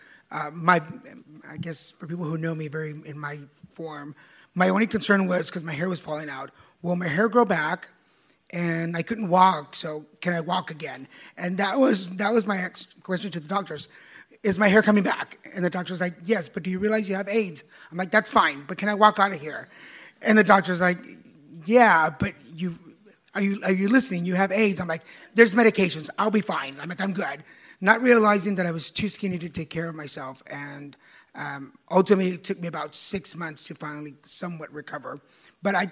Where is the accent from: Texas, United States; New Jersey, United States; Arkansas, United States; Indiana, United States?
Texas, United States; I'm from Texas and I'm first generation.